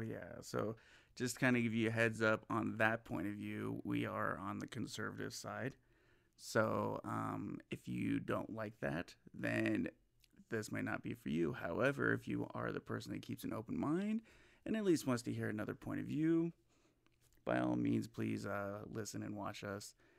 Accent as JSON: {"language": "English", "region": "Southern California", "country": "United States", "tie": "born or raised there", "moved": "yes", "lives_now": "Las Vegas, United States", "said": "I'm originally from California, born and raised, uh, in Southern California"}